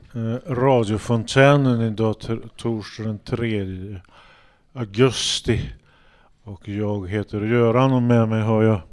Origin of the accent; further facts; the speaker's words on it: Hagfors, Värmland, Sweden; jag kommer från Hagfors så var det så här dansbandskultur